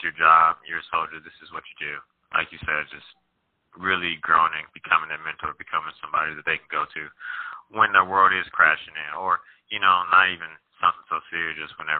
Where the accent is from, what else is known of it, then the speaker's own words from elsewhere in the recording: St. Louis, Missouri, United States; moved away as an adult; now in Fort Irwin, United States; Born and raised in St. Louis, Missouri